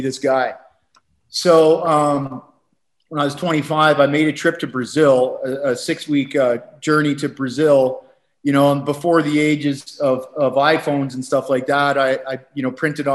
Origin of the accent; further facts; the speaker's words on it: Walkerton, Ontario, Canada; moved away as an adult; also born or lived in Calgary / Costa Rica; growing up in Canada, you know, I grew up in a small town, 5,000 people, very, very kind of uneventful, boring, rural Canadian community, about 2 hours outside of Toronto